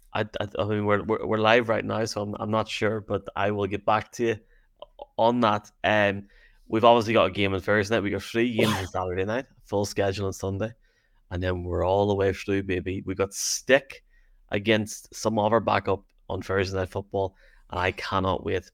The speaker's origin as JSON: {"language": "English", "town": "Derry", "region": "Northern Ireland", "country": "United Kingdom", "accent": "Derry", "said": "my Derry accent"}